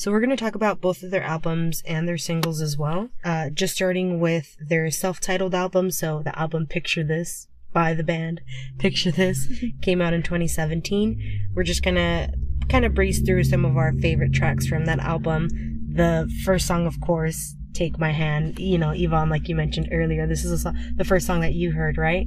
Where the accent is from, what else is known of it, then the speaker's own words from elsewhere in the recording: United States; we're two fans from America